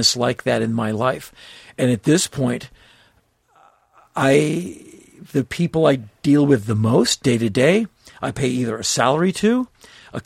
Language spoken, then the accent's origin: English; Washington, District of Columbia, United States; My friends I grew up with in Washington, D.C.